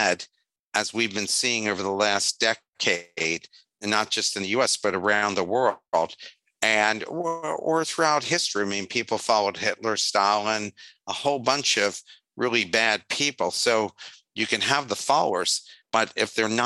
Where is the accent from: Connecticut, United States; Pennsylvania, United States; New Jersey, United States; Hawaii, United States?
Pennsylvania, United States; Philadelphia; also born or lived in West Virginia; now in Vietnam; I'm from Philly